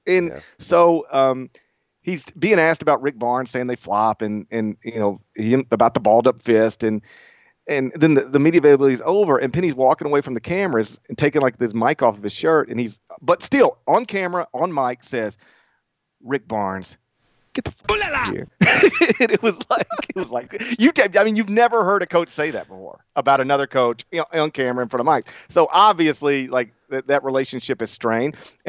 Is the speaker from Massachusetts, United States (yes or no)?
no; Memphis, Tennessee, United States; he knew I was from Memphis